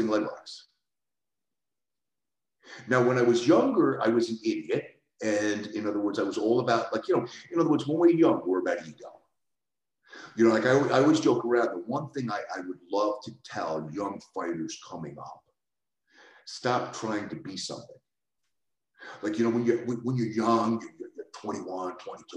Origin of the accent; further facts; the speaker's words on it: New York City, New York, United States; I grew up in the Bronx